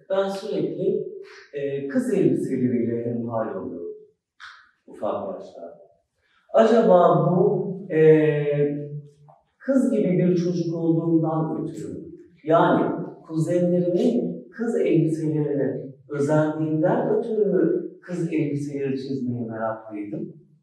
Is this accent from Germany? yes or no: yes; Schwabach, Bavaria, Germany; born there; Almanya'da Schwabach'ta doğdum. Gurbetçi bir ailenin çocuğu olarak.